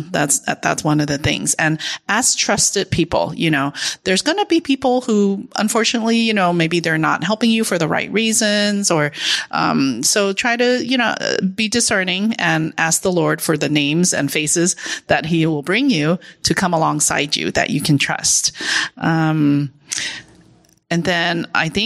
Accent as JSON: {"language": "English", "country": "United States", "said": "Being Chinese American"}